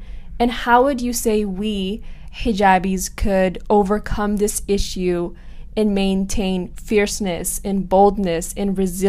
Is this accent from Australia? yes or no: no; Iran; the way that I look or that I'm from Iran is just kind of concerning.